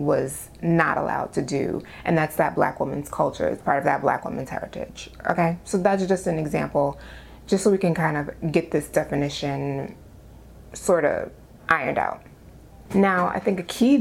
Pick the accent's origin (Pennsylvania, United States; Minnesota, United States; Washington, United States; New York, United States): New York, United States; New York City; I'm from the Bronx.